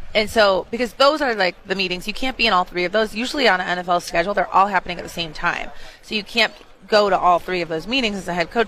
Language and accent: English; Chicago, Illinois, United States; I'm from Chicago